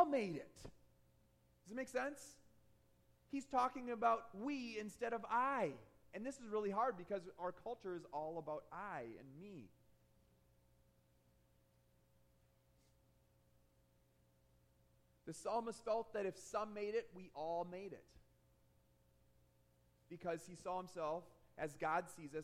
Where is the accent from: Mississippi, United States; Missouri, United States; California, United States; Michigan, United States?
Michigan, United States; I grew up in Michigan